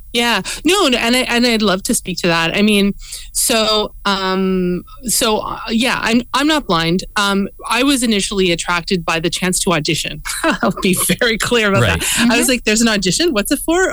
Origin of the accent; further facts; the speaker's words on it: Edmonton, Alberta, Canada; moved away as an adult; also born or lived in Montreal; now in Toronto, Canada; I was born in um, in Alberta. I grew up in Edmonton